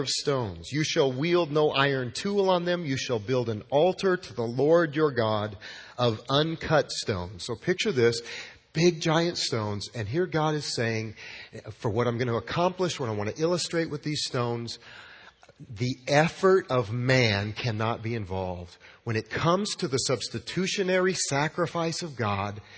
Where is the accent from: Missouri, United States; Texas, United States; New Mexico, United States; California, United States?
New Mexico, United States; Los Alamos; also born or lived in New Orleans; now in Midland, United States; growing up in my hometown of Los Alamos, New Mexico